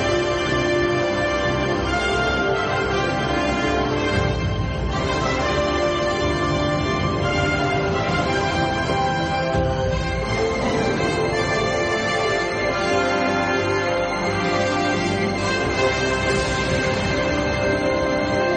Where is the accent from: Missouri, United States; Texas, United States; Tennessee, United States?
Missouri, United States; Columbia; now in Columbia, Maryland, United States; I grew up in Columbia, Missouri, which is weird because now I live in Columbia, Maryland